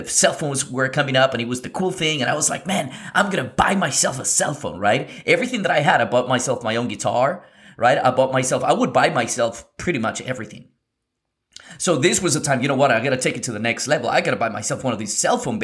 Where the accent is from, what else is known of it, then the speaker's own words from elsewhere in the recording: Lima, Peru; I come from, I was born in Lima, Peru in South America in 1989